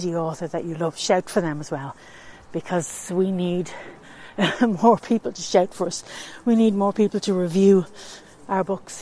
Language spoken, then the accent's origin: English; Tallaght, Leinster, Ireland; I'm from Talla in County Dublin